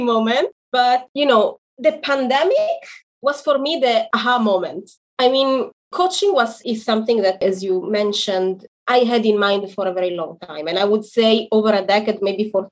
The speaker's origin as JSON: {"language": "English", "country": "Italy", "moved": "yes", "lives_now": "Israel", "said": "I am in Israel, but I am originally from Italy."}